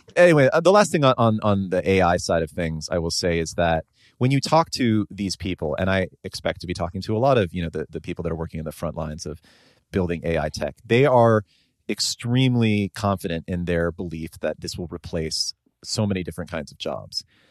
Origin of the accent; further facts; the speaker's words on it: Bay Area, California, United States; someone growing up in the Bay Area